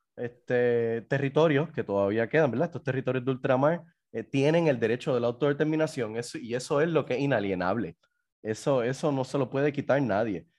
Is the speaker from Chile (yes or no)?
no; Puerto Rico; somos los puertorriqueños